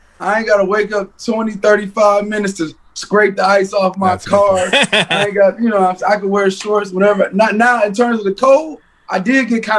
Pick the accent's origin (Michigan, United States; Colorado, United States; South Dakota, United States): Michigan, United States; Detroit; I'm from Detroit. Canada, me and Canada, we right next. I used to have the dual ID.